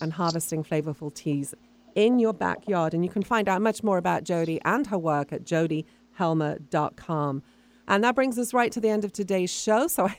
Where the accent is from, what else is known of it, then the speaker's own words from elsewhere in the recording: England, United Kingdom; now in North America; I'm from England, and we live in North America.